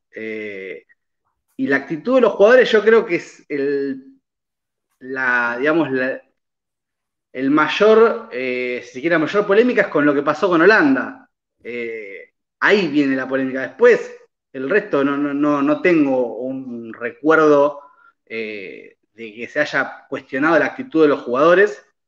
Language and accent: Spanish; Argentina